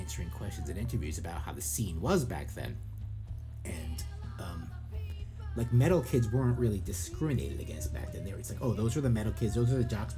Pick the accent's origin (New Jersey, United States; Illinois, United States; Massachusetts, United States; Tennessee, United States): New Jersey, United States; Lyndhurst; as a kid in the 1980s, growing up in Lyndhurst, New Jersey, these kids existed in my town, too.